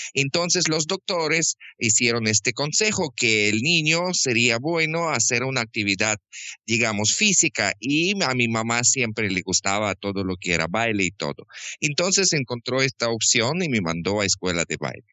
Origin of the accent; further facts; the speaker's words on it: Krasnodar, Krasnodar Krai, Russia; Spanish is a second language; moved away as an adult; also born or lived in Quito, Ecuador; now in Guayaquil, Ecuador; yo nací en sur de Rusia, en capital de provincia que se llama Krasnodarsky Krai, en la ciudad Krasnodar